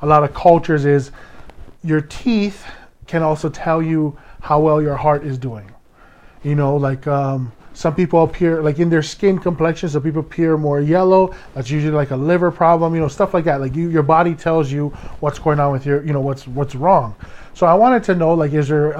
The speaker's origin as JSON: {"language": "English", "region": "Hawaii", "country": "United States", "said": "I am a Hawaiian"}